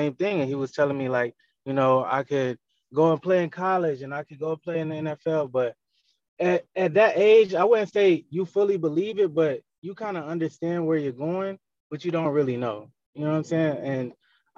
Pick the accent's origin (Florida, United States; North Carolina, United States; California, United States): North Carolina, United States; I'm from North Carolina originally